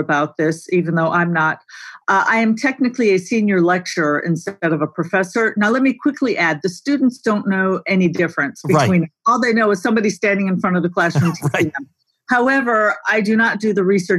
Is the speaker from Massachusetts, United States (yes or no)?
no; Grayslake, Illinois, United States; also born or lived in Libertyville, Illinois; I grew up in a little town north of Chicago called Grays Lake